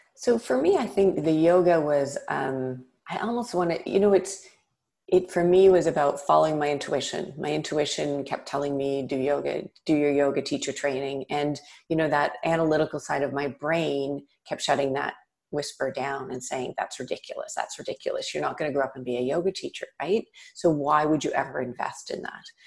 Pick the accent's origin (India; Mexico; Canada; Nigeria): Canada; Toronto, Ontario; I grew up in Toronto, in Canada